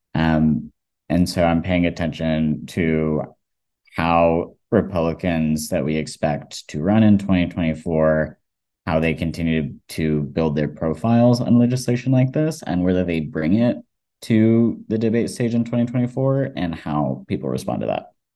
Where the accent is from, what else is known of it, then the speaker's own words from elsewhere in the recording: Georgia, United States; I, I was, grew up in Georgia and also growing up in the South as a trans person